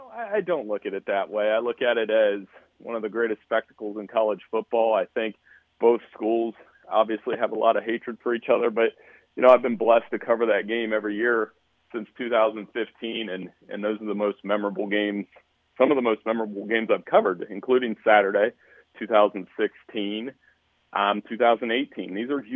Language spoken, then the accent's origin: English; Central Ohio, United States; I grew up in Central Ohio.